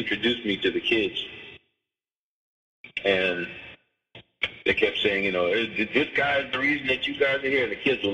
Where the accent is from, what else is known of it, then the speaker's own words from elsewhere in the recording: New Orleans, Louisiana, United States; I grew up in New Orleans, so it's a very spiritual place